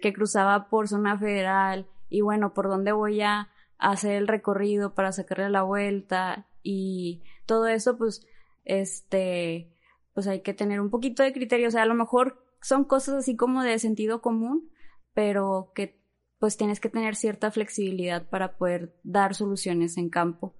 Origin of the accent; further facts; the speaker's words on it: Monterrey, Nuevo León, Mexico; first language Spanish; soy aquí de Monterrey